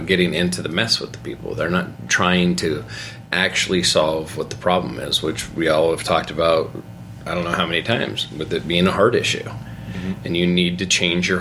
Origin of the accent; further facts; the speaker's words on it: United States; as American Christians